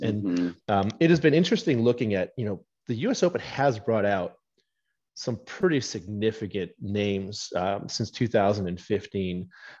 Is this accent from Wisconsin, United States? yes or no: yes; Wisconsin, United States; I love Erin Hills, my home state, Whistling Straits.